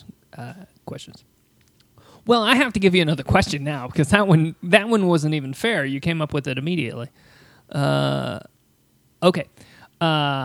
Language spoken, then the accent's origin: English; Indiana, United States; now in Asheville, United States; my home state of Indiana